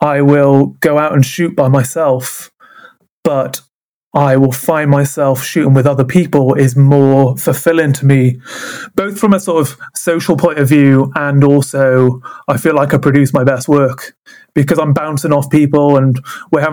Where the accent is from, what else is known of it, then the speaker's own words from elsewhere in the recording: Wales, United Kingdom; moved away; I'm originally from Wales, which is very mountainous and very rural